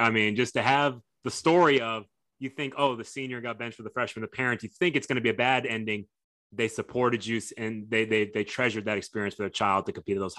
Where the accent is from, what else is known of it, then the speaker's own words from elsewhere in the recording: Texas, United States; I'm a huge Cheryl Swoops fan as a Texan, as a former Houston Comets fan